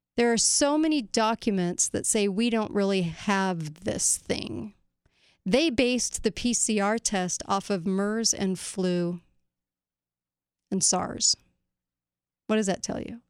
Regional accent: United States; as an American

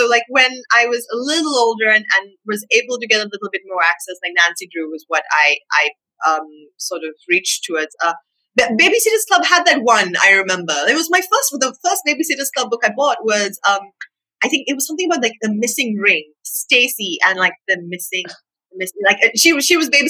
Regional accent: Sri Lanka; growing up in Sri Lanka, I didn't have a ton of access to, I think, more American titles. Like, growing up, we read a whole lot of Enid Blyton in Sri Lanka.

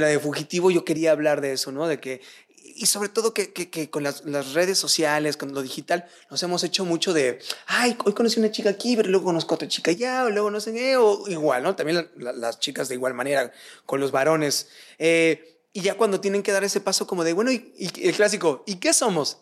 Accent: Michoacán, Mexico; yo que soy de Michoacán

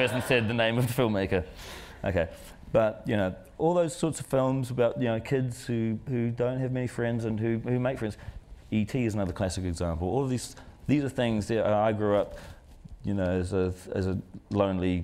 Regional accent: New Zealand; we come from New Zealand

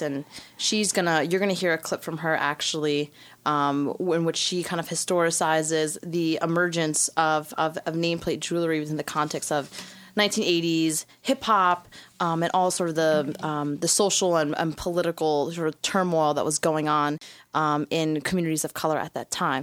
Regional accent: New York City, New York, United States; since I was a little girl growing up in Brooklyn

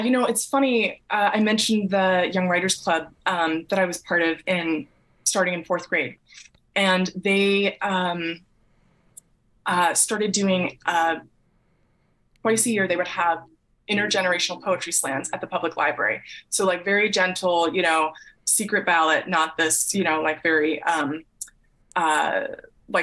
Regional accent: Massachusetts, United States; moved away; I grew up in Massachusetts in the suburbs

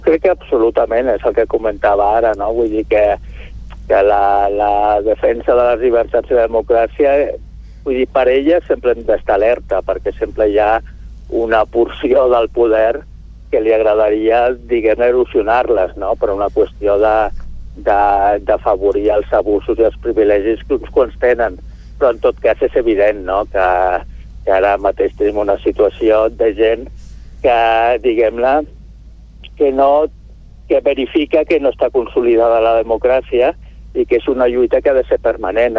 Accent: Sant Feliu, Catalonia, Spain; jo sóc de Sant Feliu

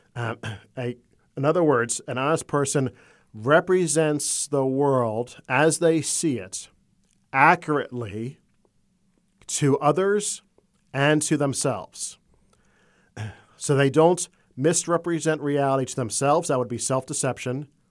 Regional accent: Florida, United States; also born or lived in Maryland; I was born in Maryland on the eastern shore of the Chesapeake Bay, but I grew up in Florida.

